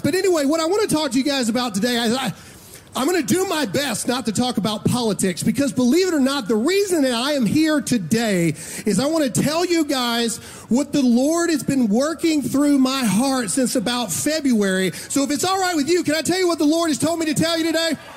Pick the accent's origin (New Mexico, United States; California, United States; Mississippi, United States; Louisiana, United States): Mississippi, United States; I'm from Mississippi